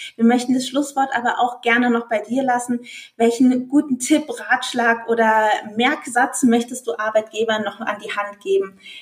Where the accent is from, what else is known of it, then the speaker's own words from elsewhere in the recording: Germany; bei uns in Deutschland